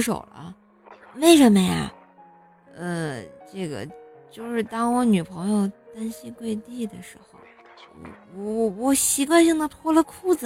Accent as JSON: {"language": "Chinese", "region": "Tianjin", "country": "China", "said": "我们天津就特别热"}